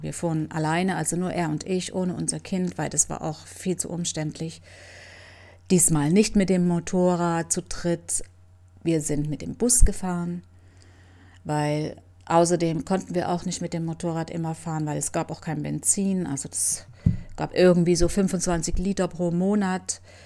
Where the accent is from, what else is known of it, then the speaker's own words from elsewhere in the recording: Leipzig, Saxony, Germany; moved away as an adult; also born or lived in Cuba; nach Leipzig in meine Heimat